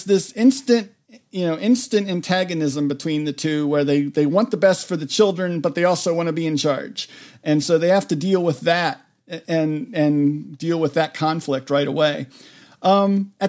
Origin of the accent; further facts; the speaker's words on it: Maryland, United States; the county where I grew up in Maryland